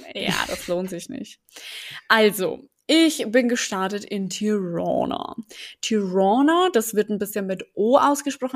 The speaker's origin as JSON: {"language": "German", "country": "Germany", "said": "für mich als Deutsche"}